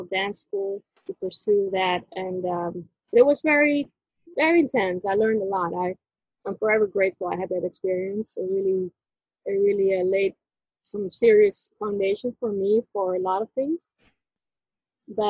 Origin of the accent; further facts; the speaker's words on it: Netherlands; I was born in the Netherlands